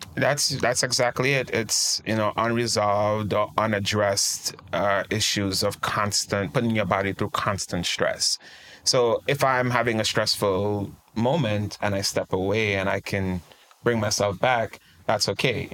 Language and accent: English; Trinidad & Tobago; moved away as an adult; now in United States; I'm originally from Trinidad and Tobago, a beautiful country. We like to call it the twin island in the sun. Um, uh, born and raised, and I moved to the US uh, right when I turned about 21.